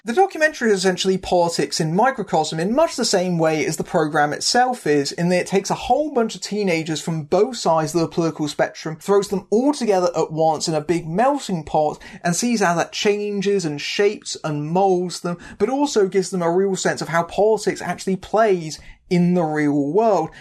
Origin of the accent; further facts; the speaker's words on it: United Kingdom; I'm a Brit